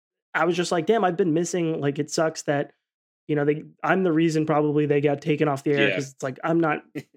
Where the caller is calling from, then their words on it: Scottsdale, Arizona, United States; Oh, yeah, I'm in Arizona, Scottsdale specifically. So the Southwest.